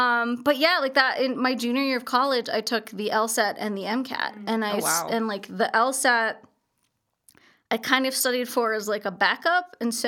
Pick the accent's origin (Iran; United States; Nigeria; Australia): United States; Highlands Ranch, Colorado; But I think, you know, growing up in Highlands Ranch, it also kind of brought out the fighter in me in a sense that like the HOA